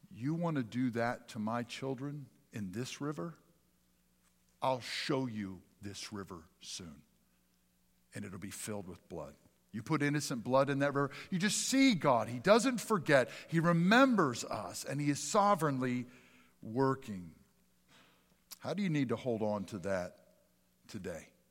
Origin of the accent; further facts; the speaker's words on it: Pennsylvania, United States; moved away; also born or lived in Mississippi; I was a big Phillies kid growing up in Pennsylvania